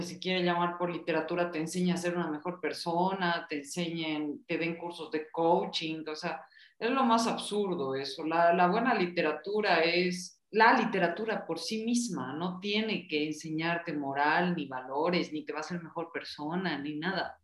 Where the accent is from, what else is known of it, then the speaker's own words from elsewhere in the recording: Bolivia; now in Mexico; yo soy una boliviana en México